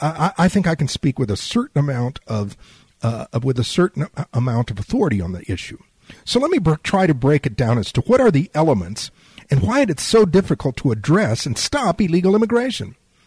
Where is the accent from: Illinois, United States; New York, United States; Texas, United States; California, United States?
Texas, United States; San Antonio; also born or lived in Laredo, Texas; having been born and raised on the border, having been born and raised in South Texas around illegal immigration, having family that has been around illegal immigration for generations